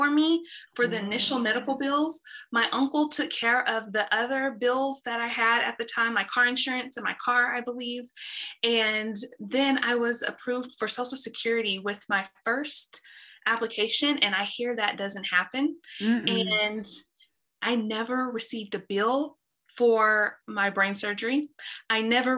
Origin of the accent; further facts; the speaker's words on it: Dallas, Texas, United States; I'm born and raised in Dallas, Texas